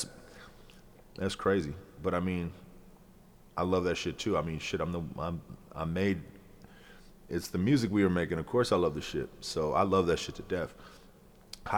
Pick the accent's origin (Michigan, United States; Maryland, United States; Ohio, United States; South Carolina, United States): Ohio, United States; also born or lived in Coral Springs, Florida; growing up in Ohio, we're in the middle of everything